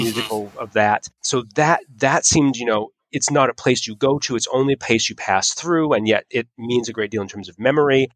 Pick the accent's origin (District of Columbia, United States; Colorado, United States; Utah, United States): Utah, United States; moved away; I was from I was from Utah